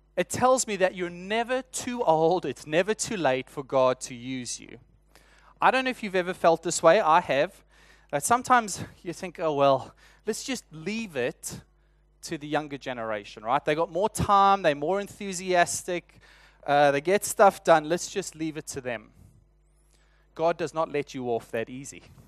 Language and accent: English; South Africa; accent: South African; moved away; my South African accent